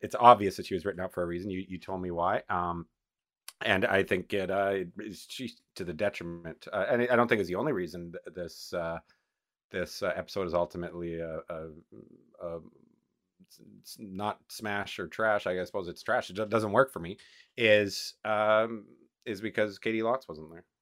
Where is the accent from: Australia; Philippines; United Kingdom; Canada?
Canada; as a Canadian